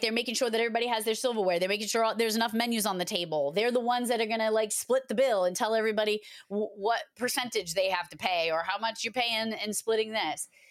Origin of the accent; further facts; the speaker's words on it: Massachusetts, United States; I am from Massachusetts, and I always get picked on for saying wicked all the time